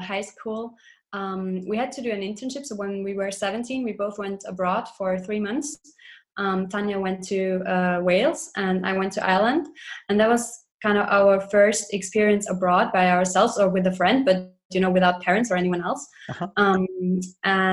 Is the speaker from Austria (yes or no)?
yes; Austria; now in Luxembourg; We are originally from Austria, and now we live in Luxembourg